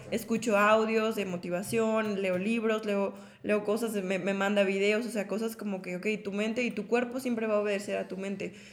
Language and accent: Spanish; Mexico; como mujer mexicana